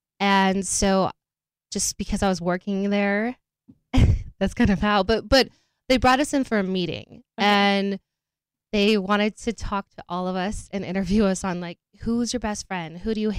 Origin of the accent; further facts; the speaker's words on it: Park City, Utah, United States; Park City, Utah.